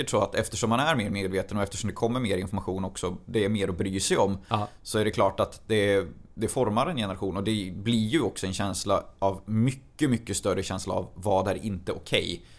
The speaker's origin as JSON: {"language": "Swedish", "town": "Arvika", "region": "Värmland", "country": "Sweden", "said": "Jag kommer från Arvika."}